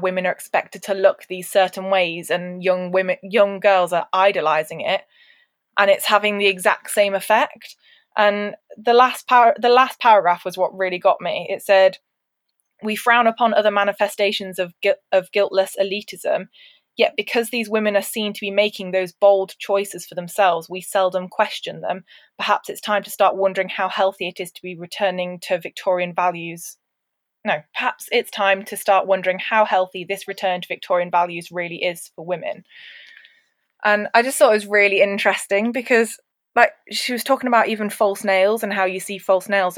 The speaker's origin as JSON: {"language": "English", "country": "United Kingdom", "said": "would we be British"}